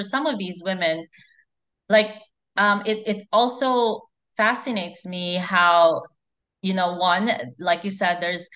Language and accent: English; Philippines; I'm Filipina. I grew up in the Philippines